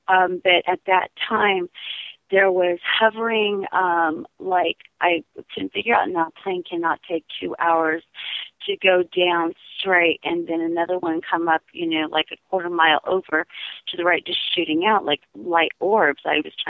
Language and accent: English; California, United States; I was born in 68. So we were up and down California. My mother was Native American and a flower child.